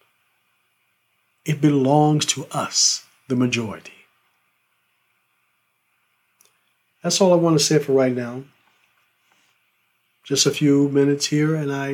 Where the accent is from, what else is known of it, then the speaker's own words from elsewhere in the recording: United States; I'm an American